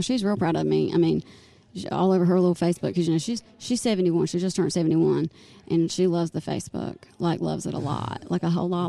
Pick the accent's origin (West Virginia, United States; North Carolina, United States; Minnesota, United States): North Carolina, United States; Goldsboro; born or raised there; also born or lived in Wilmington, North Carolina